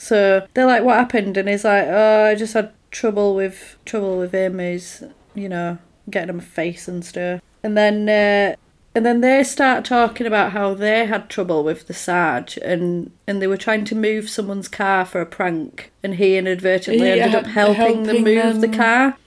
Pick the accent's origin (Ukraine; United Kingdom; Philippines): United Kingdom; we are British